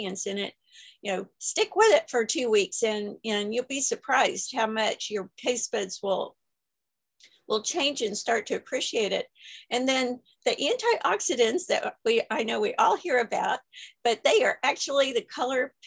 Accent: Texas, United States; I'm from Texas

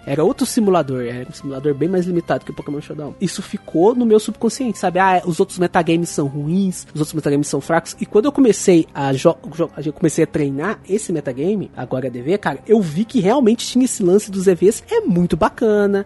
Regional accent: Brazil; eu sou brasileiro

